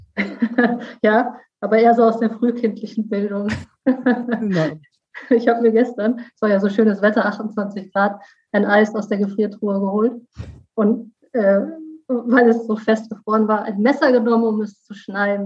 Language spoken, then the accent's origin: German; North Rhine-Westphalia, Germany; also born or lived in Cologne; now in Rhineland-Palatinate, Germany; Ich komme aus NRW